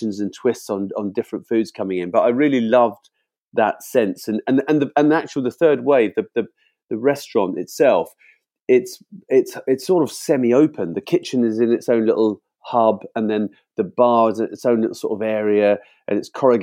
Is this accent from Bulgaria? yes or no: no; United Kingdom; as a Brit